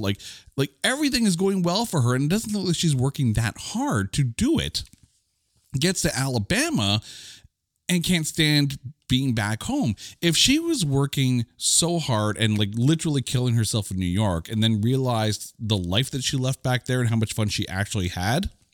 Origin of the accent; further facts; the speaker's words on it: Canada; I, I'm Canadian